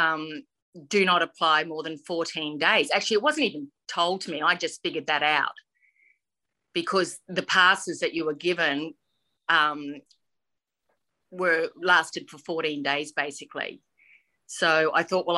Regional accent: Queensland, Australia; moved away as an adult; also born or lived in Mount Isa, Queensland; now in Sydney, Australia; I was born in Mount Isa, actually, and moved there, and my parents moved us there when I was four, and I've been in Queensland. I'm 56 now, and I've lived in Queensland my whole life.

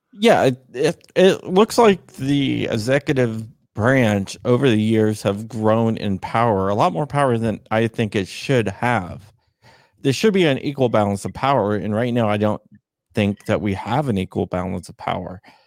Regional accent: Arlington, Virginia, United States; also born or lived in Loudoun County, Virginia; I'm born and raised in Northern Virginia.

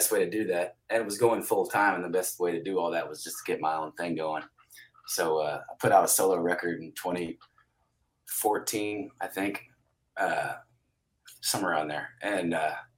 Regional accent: Carrollton, United States; born or raised there

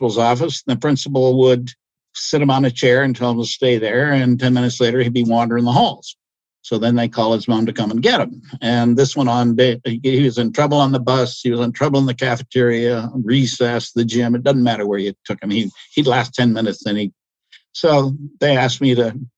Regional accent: Ontario, Canada; I'm from Ontario

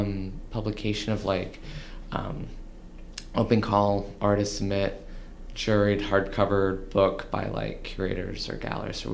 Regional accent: Houston, Texas, United States; also born or lived in Dallas, Texas; now in Austin, United States; I grew up in outside of Houston

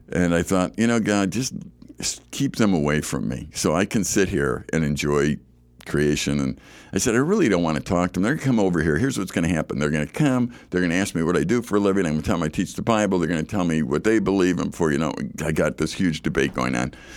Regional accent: Chicago, Illinois, United States; I grew up in Chicago

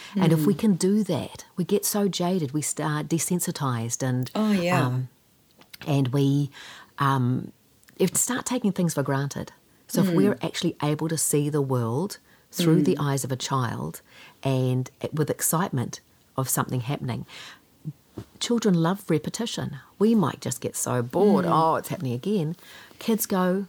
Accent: Kaikohe, Northland, New Zealand; Growing up in Kaikoi and being a pretty shy kid

